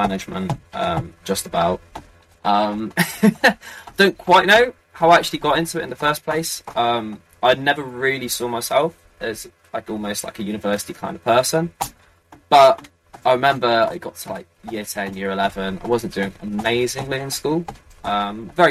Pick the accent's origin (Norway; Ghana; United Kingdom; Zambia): United Kingdom; Beckington, South West England; moved away; also born or lived in Frome, Somerset / Brighton; I was brought up in a tiny little town called Froome, in the middle of Somerset. Although I was pretty much brought up in an even smaller place called Beckington.